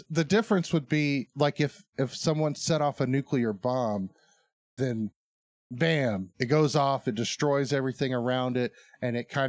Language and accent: English; Arkansas, United States; I guess we are from Arkansas.